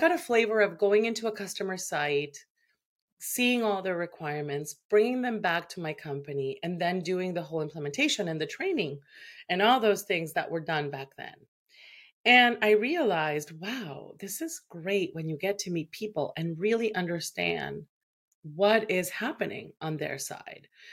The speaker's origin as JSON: {"language": "English", "country": "Venezuela", "moved": "as an adult", "lives_now": "Canada"}